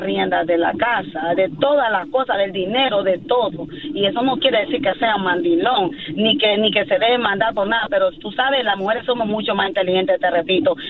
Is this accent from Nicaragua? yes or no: yes; Nicaragua; yo soy de Nicaragua